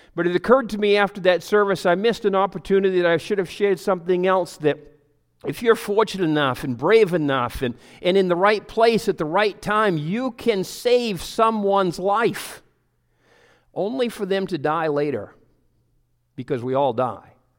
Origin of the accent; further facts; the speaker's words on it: Pleasant Hill, United States; I'm from Pleasant Hill